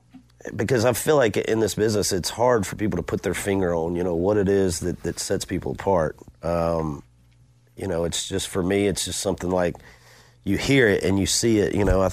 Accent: Macon, Georgia, United States; He came to Macon, my hometown, and played for the Macon Braves for a while in the minor leagues

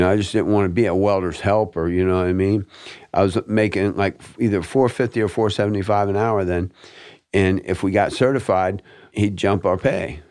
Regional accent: Fort Lauderdale, Florida, United States; I was born and raised in River Oaks

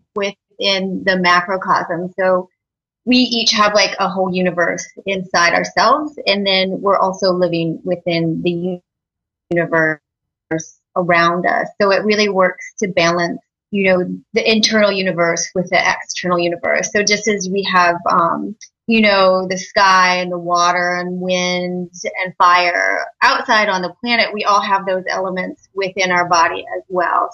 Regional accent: Iowa, United States; now in California, United States; I'm from Iowa, and um, you know it's a real kind of meat and potato state

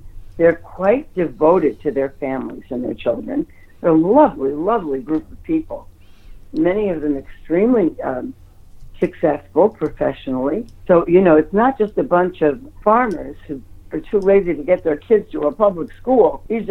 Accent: Ohio, United States; also born or lived in New York; And I grew up in Ohio. I lived many years in New York.

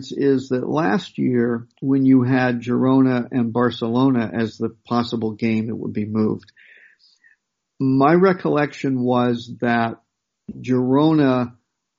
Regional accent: United States; as an American

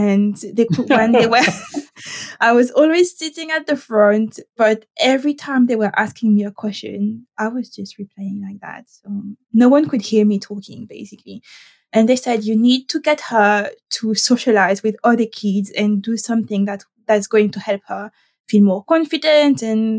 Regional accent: Caribbean, France; English is a second language; I am not from Paris, and I'm trying very hard not to sound too French, but this is me, and this is how you get me. So I am French, but from the Caribbean.

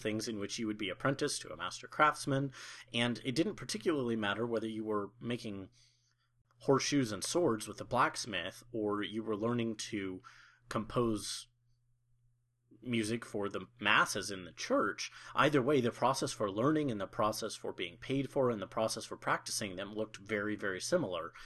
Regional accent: Colorado, United States; moved away as an adult; also born or lived in Oklahoma; my home state of Colorado

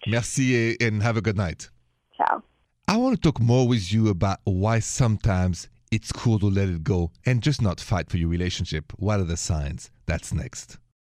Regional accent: Paris, Île-de-France, France; accent: Parisian French; moved away; my accent, if you haven't heard the show before, is straight from Paris, France, city of lovers

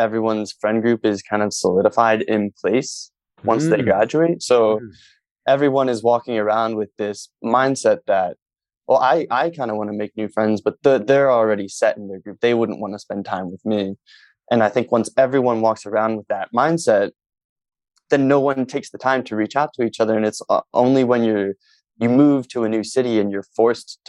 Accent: Philadelphia, Pennsylvania, United States; in Philly, where I'm from

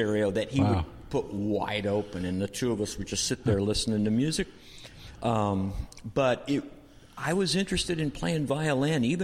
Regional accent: Portland, Oregon, United States; also born or lived in Boston; I grew up here in Portland

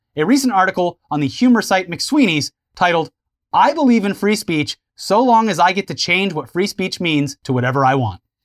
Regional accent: the South, United States; I am literally born and raised in the South

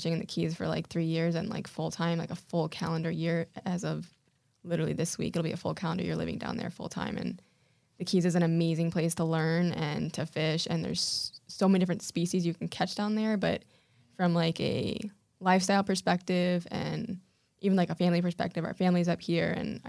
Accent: Weston, Florida, United States; We grew up in Weston.

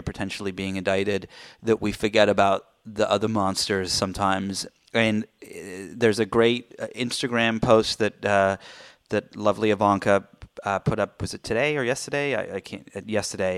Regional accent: United Kingdom; I'm British

